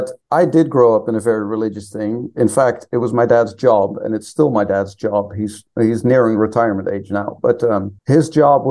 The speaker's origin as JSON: {"language": "English", "country": "Netherlands", "tie": "born or raised there", "also_born_or_lived": "Provo, Utah, United States", "said": "I grew up over here in the Netherlands. I was actually born in the States."}